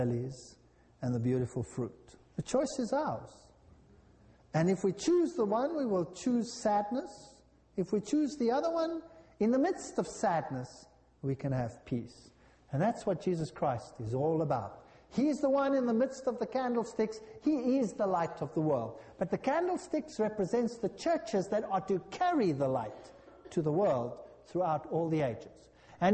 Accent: South Africa; I come from South Africa, our houses are like jails.

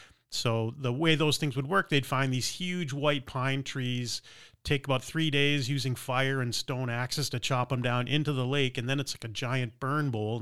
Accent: New Hampshire, United States; also born or lived in Miami, Florida; Yeah, I was born in Miami, Florida, and lived there until I think the first 6 months of my life. And then we moved to New Hampshire, and I grew up on the shores of a small lake with a huge backyard.

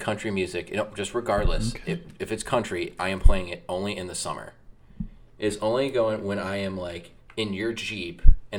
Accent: Missouri, United States; now in Kentucky, United States; we're from Missouri.

